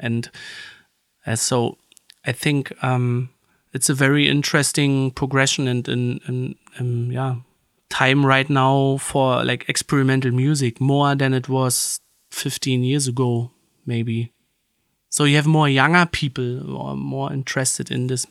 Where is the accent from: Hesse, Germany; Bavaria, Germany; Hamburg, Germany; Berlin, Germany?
Berlin, Germany; we grew up in Berlin, there, you know, in Berlin, you had a lot of different camps